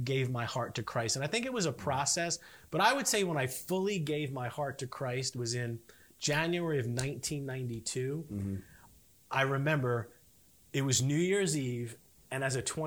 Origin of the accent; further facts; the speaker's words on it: Edison, New Jersey, United States; I grew up north in Edison